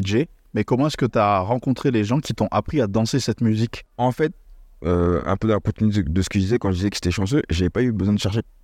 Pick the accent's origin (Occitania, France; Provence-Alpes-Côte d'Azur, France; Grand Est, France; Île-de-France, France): Île-de-France, France; Lognes; moved away as an adult; also born or lived in Paris / Copenhagen, Denmark / Singapore; now in Toulouse, France; J'ai grandi, euh, c'est vrai que je suis parisien, mais on j'ai grandi à Logne, en, en Seine-et-Marne